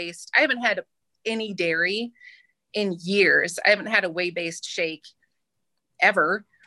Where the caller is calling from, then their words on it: Ames, Iowa, United States; I'm in Ames, Iowa.